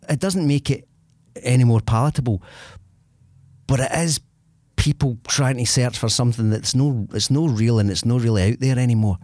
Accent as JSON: {"language": "English", "town": "Larkhall", "region": "Scotland", "country": "United Kingdom", "said": "I come from Lark Hall, so I come from a place, an area where there's a pub there"}